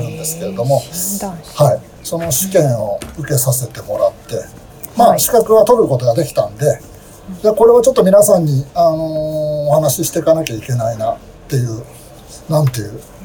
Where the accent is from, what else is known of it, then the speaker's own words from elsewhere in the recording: Nakano, Tokyo, Japan; 東京生まれ東京育ち